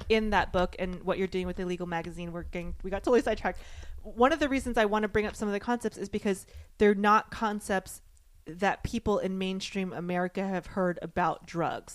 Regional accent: the South, United States; I grew up in the South

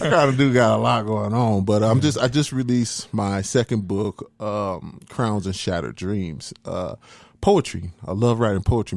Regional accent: Denver, Colorado, United States; born or raised there; also born or lived in Tyler, Texas / Huntsville, Texas

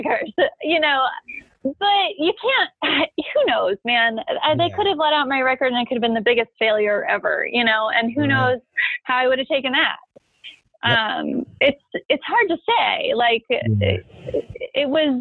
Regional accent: Nashville, Tennessee, United States; now in Los Angeles, United States; I was born out here, actually, but I grew up in Nashville

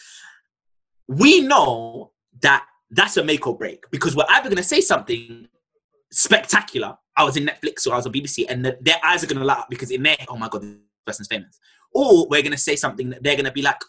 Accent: London, United Kingdom; I'm from Tottenham. I speak different.

